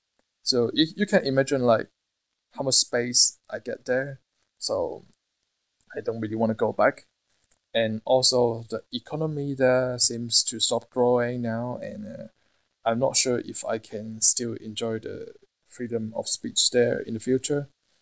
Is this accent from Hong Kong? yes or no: yes; Hong Kong; I can find a job easily in Hong Kong, as you know, I'm from Hong Kong, and I have friends there opening new restaurants